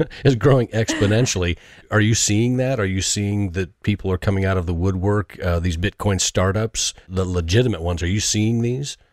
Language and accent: English; United States; I am an American